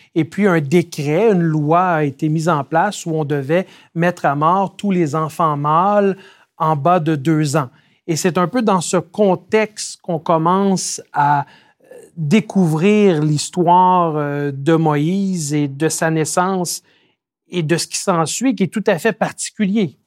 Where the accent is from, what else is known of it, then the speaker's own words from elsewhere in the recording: Quebec, Canada; je suis né et j'ai grandi au Québec